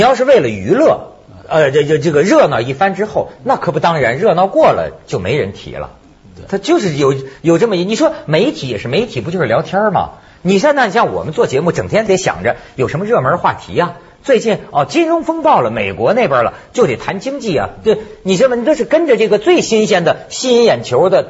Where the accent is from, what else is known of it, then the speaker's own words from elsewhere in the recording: China; 我这在中国长大的人，